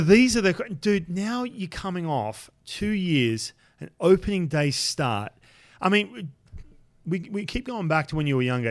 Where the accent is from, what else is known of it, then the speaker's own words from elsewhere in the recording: Australia; moved away; growing up in Australia